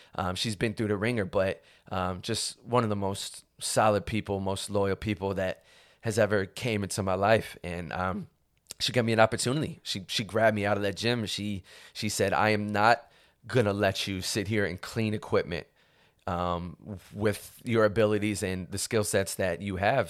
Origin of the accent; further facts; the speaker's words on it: Cleveland, Ohio, United States; moved away as an adult; now in Los Angeles, United States; I was originally born and raised in Cleveland, Ohio